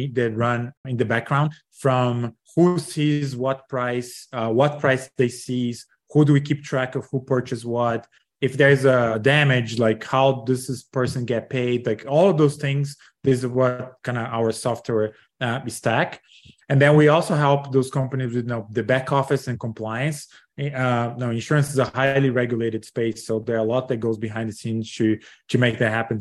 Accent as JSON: {"language": "English", "country": "Brazil", "moved": "yes", "said": "I'm originally from Brazil, graduated from business school"}